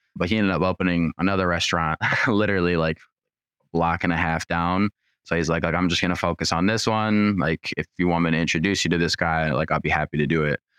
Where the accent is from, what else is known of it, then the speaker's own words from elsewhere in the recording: Troy, Michigan, United States; I grew up in Troy, which is, like, basically borders Rochester.